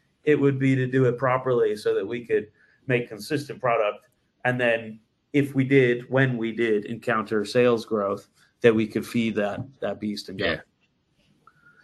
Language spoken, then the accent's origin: English; Massachusetts, United States; moved away as an adult; also born or lived in Colorado; now in London, United Kingdom; I'm from Massachusetts